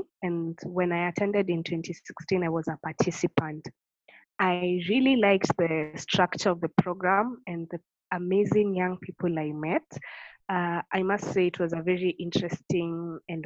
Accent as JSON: {"language": "English", "region": "Tharaka-Nithi County", "country": "Kenya", "tie": "born or raised there", "said": "I grew up in Kenya and I have my roots in Tharaka Nithi, which is one of the 47 counties in Kenya."}